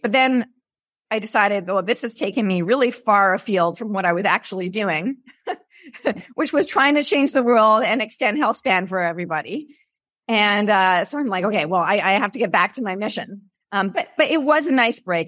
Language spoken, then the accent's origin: English; Canada; moved away as an adult; now in California, United States; I'm originally Canadian, and I moved here in nineteen ninety-nine